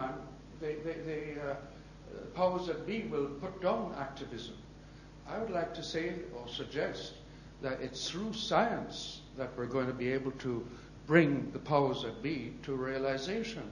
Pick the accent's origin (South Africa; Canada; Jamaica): Jamaica; I'm from Jamaica. White Jamaican